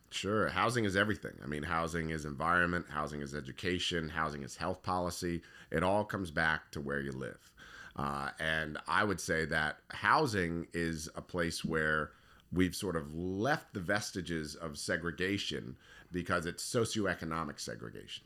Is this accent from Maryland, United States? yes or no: yes; Howard County, Maryland, United States; I grew up in Howard County.